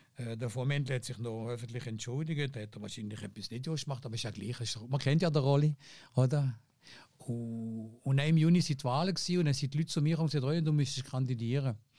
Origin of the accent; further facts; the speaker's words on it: Fribourg, Switzerland; accent: Seisler; also born or lived in Tafers; ich bin natürlich aufgewachsen in einem, in einem, in einem Milieu, in Freiburg